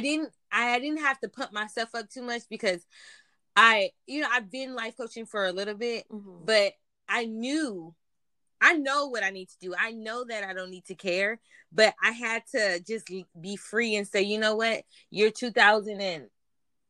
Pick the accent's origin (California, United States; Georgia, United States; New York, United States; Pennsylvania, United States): California, United States; Compton; also born or lived in Lynwood, California; I'm originally from Compton, California, by way of Linwood